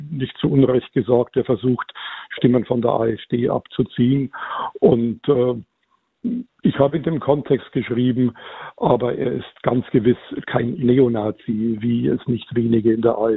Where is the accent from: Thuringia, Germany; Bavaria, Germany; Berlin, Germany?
Bavaria, Germany; ich komme aus der Gegend